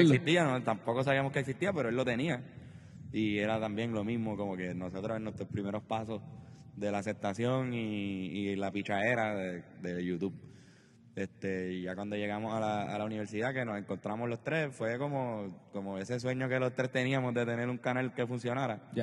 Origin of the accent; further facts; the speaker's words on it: Trujillo Alto, Puerto Rico; also born or lived in Country Club, San Juan, Puerto Rico; Viví desde los 10 años en el Conqui y de los 0 a los 9 años viví en Country Club